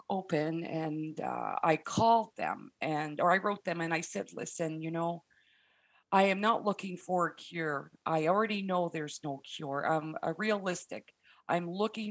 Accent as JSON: {"language": "English", "country": "Canada", "said": "I'm Canadian"}